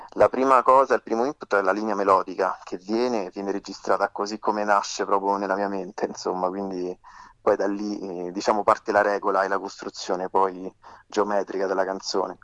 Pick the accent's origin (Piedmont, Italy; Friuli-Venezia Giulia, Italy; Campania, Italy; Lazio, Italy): Lazio, Italy; Frosinone; moved away as an adult; now in Rome, Italy; Io sono nato a Frosinone all'età di di vent'anni mi sono trasferito a Roma